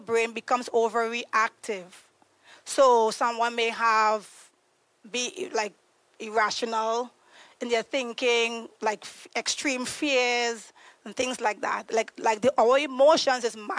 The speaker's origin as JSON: {"language": "English", "country": "Trinidad & Tobago", "tie": "born or raised there", "moved": "as an adult", "lives_now": "United States", "said": "I'm originally from Trinidad and Tobago. I moved to the U.S. 8 years ago."}